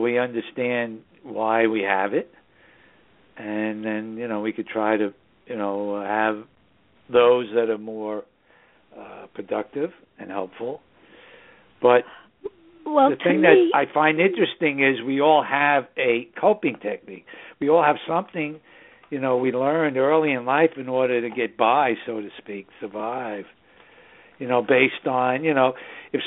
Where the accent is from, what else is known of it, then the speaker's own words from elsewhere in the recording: New York City, New York, United States; now in Southern Hudson Valley, New York, United States; we broadcast from the Southern Hudson Valley region of New York State, which is the northern suburbs of New York City, my hometown